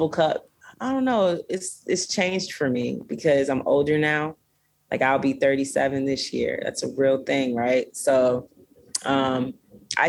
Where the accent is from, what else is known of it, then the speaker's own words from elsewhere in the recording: Florida, United States; now in Los Angeles, United States; I grew up in Florida, so I was always around beaches